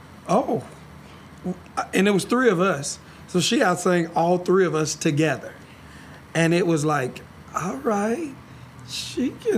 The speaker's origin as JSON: {"language": "English", "town": "Lubbock", "region": "Texas", "country": "United States", "tie": "born or raised there", "said": "I'm the second oldest of five boys. I was born in Lubbock, Texas, in a little small city in Lubbock."}